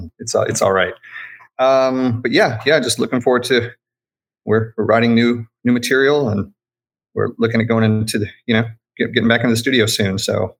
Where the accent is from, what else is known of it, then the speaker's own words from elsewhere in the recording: Texas, United States; Yeah, so from Texas. I've been in Austin for, God, almost 30 years.